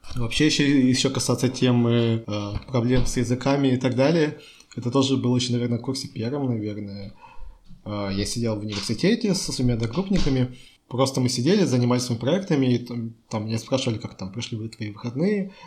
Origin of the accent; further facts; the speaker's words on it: Chelyabinsk, Chelyabinsk Oblast, Russia; now in Czech Republic; я из России, из Челябинска